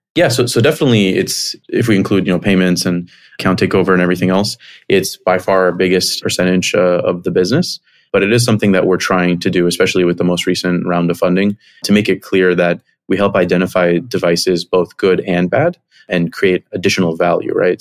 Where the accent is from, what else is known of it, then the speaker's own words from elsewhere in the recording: Miami, Florida, United States; moved away as an adult; also born or lived in Chicago; I grew up in Miami, came to Chicago for college